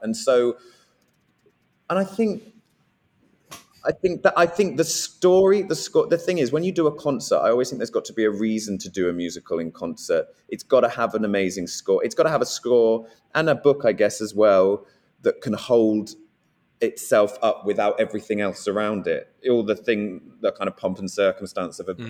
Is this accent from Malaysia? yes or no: no; Guildford, South East England, United Kingdom; I'm from Guildford and from around there